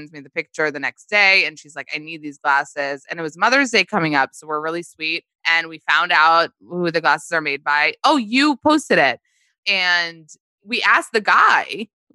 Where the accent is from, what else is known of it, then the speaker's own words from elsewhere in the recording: New York City, New York, United States; we grew up in the Bronx in Riverdale